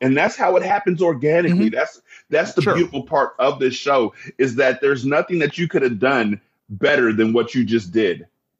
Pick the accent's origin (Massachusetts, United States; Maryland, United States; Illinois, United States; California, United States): California, United States; I'm from California